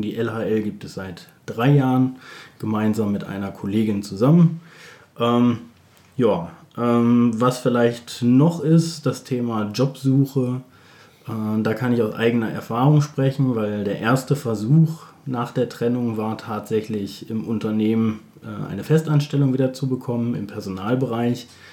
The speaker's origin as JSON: {"language": "German", "town": "Bielefeld", "region": "North Rhine-Westphalia", "country": "Germany", "said": "Ich komme aus Bielefeld"}